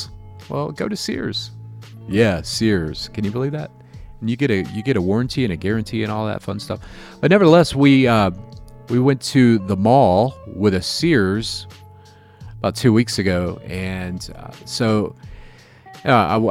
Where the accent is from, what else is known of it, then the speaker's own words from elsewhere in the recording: Jacksonville, Florida, United States; now in Chicago, United States; I'm from Jacksonville